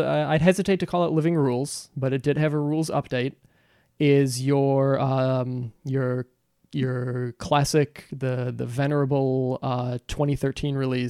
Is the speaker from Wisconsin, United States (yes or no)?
yes; Wisconsin, United States; now in Chicago, United States; I'm from Wisconsin. I grew up in Wisconsin.